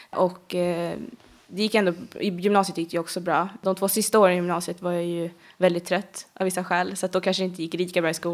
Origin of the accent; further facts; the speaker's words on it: Bålsta, Uppsala County, Sweden; Är du född och uppvuxen i Bålsta eller? Ja, alltid mm. bott där. Eh, förutom min pappa bodde ett litet tag in i Stockholm, men förutom mm. det så har det bara varit Bålsta på Nyhus. Ja, eller ja, jag har bott i hus i stort sett hela min uppväxt.